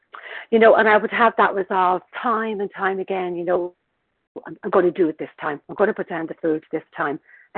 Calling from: Dublin, Leinster, Ireland; I'm calling from Dublin in Ireland

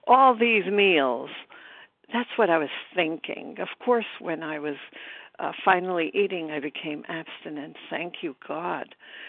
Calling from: Brooklyn, New York, United States; recovered and grateful in Brooklyn, New York.

